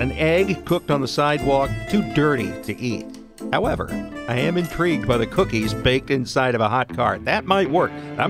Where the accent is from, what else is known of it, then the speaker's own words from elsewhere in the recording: Texas, United States; growing up in Texas